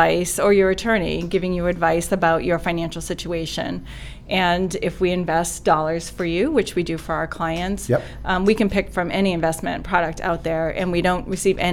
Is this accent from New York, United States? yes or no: no; Salem, New Hampshire, United States; also born or lived in Boston; since I was little, grew up in Salem, and basically have spent most of my life here.